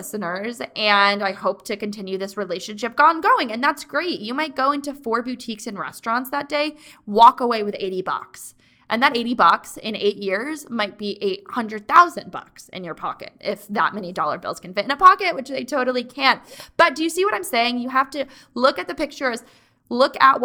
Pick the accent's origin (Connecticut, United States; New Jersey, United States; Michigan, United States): Connecticut, United States; Mansfield; born or raised there